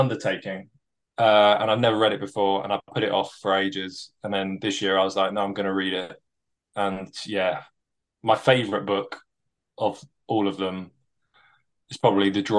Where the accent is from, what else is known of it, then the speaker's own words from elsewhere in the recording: London, United Kingdom; moved away as an adult; now in Bristol, United Kingdom; Was born and raised in London, and then moved to Bristol for my work.